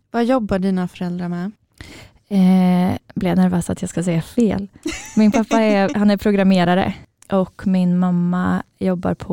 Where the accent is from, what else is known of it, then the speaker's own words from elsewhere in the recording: Karlstad, Värmland, Sweden; vi är ju från Karlstad eh, och jag växte upp lite utanför Karlstad i en ganska liten stad eller by.